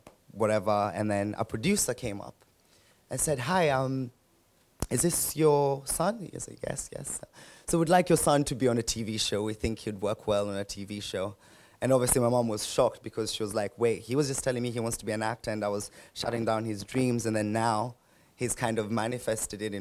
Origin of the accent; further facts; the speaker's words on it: Nairobi, Kenya; And I was born and raised in Nairobi, that's where I came from, and lived a majority of my life there.